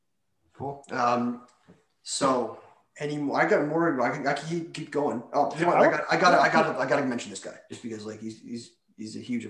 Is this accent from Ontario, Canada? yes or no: yes; Toronto, Ontario, Canada; I'm from Toronto.